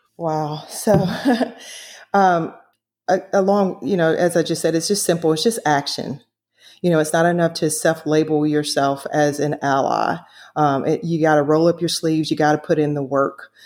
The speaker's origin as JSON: {"language": "English", "region": "the South", "country": "United States", "tie": "born or raised there", "said": "growing up in the South"}